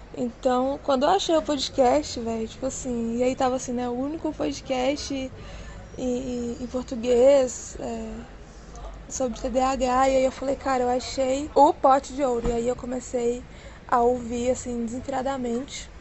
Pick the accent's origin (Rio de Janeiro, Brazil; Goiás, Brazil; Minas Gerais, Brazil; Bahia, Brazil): Minas Gerais, Brazil; Contagem; eu sou de Contagem, que é colado ali em Belo Horizonte, Minas Gerais